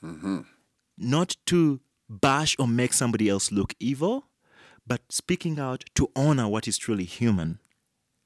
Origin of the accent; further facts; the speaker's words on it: Uganda; I come from Uganda.